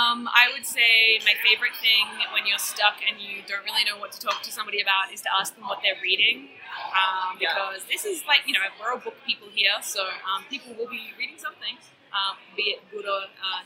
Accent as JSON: {"language": "English", "town": "Melbourne", "region": "Victoria", "country": "Australia", "said": "I write fantasy and horror. I've been experimenting recently with interactive fiction, I came from Melbourne, Australia."}